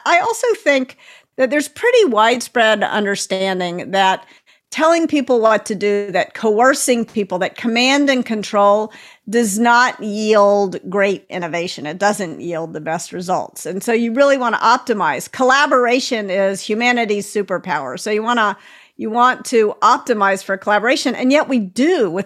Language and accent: English; Tennessee, United States; I'm from Tennessee, and I grew up